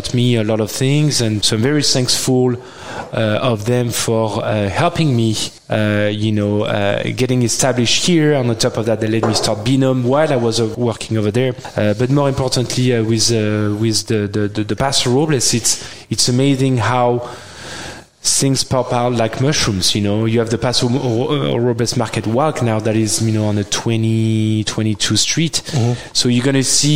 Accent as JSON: {"language": "English", "area": "Languedoc", "region": "Occitania", "country": "France", "tie": "born or raised there", "also_born_or_lived": "Bordeaux", "accent": "French", "second_language": "English", "moved": "as an adult", "lives_now": "United States", "said": "grapes that we grew up with in the Languedoc"}